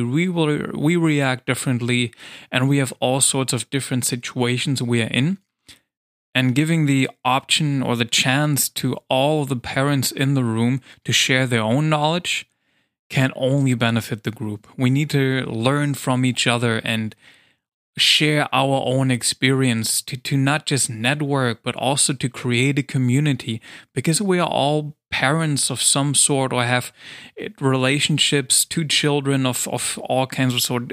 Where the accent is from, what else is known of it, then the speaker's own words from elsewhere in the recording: Germany; English is a second language; I came back to Germany.